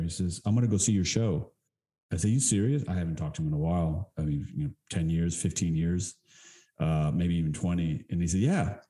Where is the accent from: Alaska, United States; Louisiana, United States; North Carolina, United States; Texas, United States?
Texas, United States; growing up in Texas, you know, my mother was Colum- my mother is Colombian